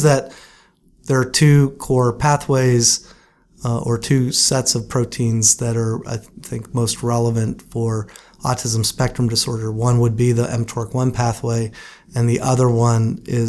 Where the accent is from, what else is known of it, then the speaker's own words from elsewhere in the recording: Butler, Pennsylvania, United States; I grew up in Butler, Pennsylvania, which is a steel town just north of Pittsburgh